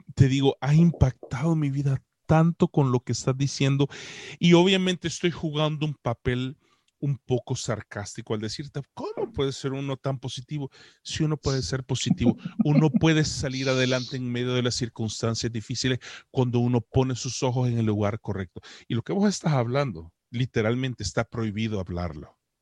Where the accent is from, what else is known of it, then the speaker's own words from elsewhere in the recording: El Salvador; now in Canada; Yo soy un salvadoreño que vive en Canadá, que tampoco habló inglés, sino hasta que me tocó aguantar hambre y tuve que aprenderlo